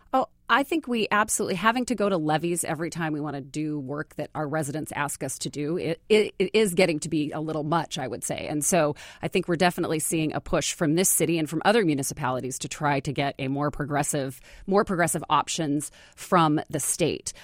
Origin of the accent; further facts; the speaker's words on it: Bellingham, Washington, United States; also born or lived in Austin, Texas; now in Seattle, United States; I grew up in Bellingham, so I grew up in the Northwest